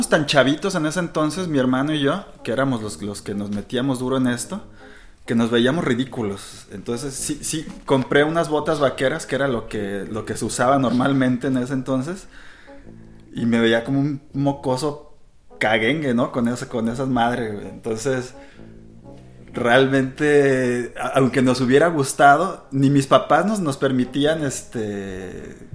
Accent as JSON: {"language": "Spanish", "town": "Culiacán", "region": "Sinaloa", "country": "Mexico", "also_born_or_lived": "Mexico City / United States", "moved": "as an adult", "lives_now": "Guadalajara, Mexico", "said": "Eh, soy de Culiacán, aunque vivimos en muchos lados, la familia estuvo en mucho movimiento. Vivimos mucho tiempo en Ciudad de México, en Estados Unidos estuvimos un buen rato"}